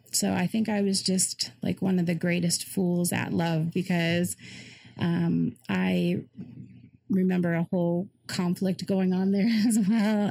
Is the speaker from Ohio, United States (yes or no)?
yes; Cleveland suburbs, Ohio, United States; also born or lived in Colorado; And then we moved up to Ohio, um, Cleveland suburbs area.